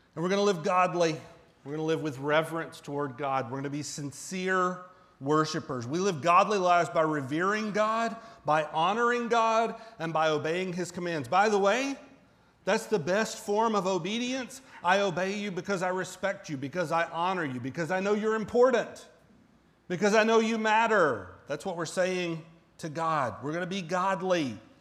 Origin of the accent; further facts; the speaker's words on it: Central Florida, United States; now in Kansas, United States; I grew up in Central Florida